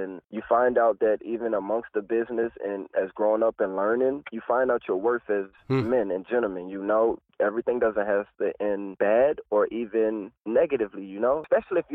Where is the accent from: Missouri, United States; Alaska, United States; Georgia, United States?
Georgia, United States; Atlanta; moved away as an adult; now in Los Angeles, United States; I was raised in Atlanta, but I was born in Atlantic City, New Jersey